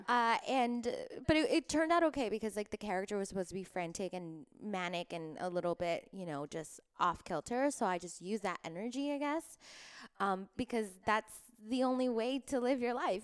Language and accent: English; Miami, Florida, United States; now in Los Angeles, United States; I was born in Miami